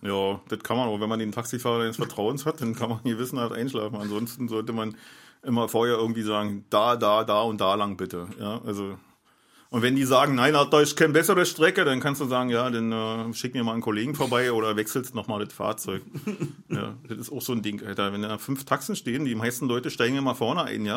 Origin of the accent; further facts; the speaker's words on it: Berlin, Germany; ich bin Berliner